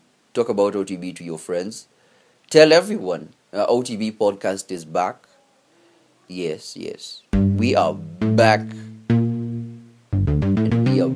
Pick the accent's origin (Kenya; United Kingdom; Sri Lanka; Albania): Kenya; as Kenyan artists